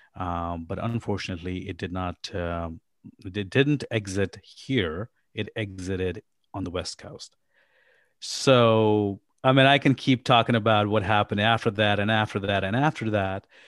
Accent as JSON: {"language": "English", "country": "Pakistan", "tie": "born or raised there", "also_born_or_lived": "Abu Dhabi, United Arab Emirates / New York, United States", "moved": "yes", "lives_now": "Kansas City, United States", "said": "I am originally from Pakistan. I was born and raised in Pakistan."}